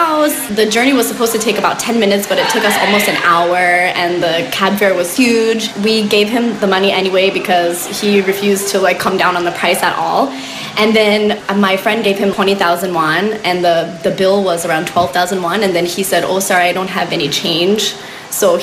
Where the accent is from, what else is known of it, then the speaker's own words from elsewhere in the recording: United States; moved away as an adult; now in Seoul, South Korea; I'm an American living in Seoul. I've been here for about 8.5 years now